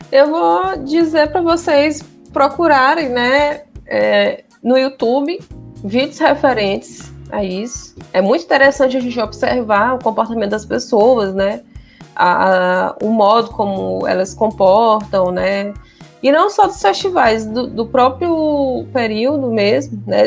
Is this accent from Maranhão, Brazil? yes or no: yes; Maranhão, Brazil; eu digo isso pro pessoal daqui, eles não acreditam, que aqui tem uma história que a gente não tem sotaque porque o português foi no século XVIII